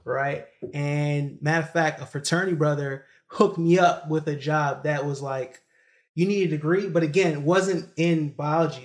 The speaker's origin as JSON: {"language": "English", "town": "New York City", "region": "New York", "country": "United States", "tie": "born or raised there", "also_born_or_lived": "Kingston, Jamaica / Baltimore, Maryland", "moved": "as an adult", "said": "I was born in, you know, Kingston, Jamaica, but I was raised in Brooklyn, New York"}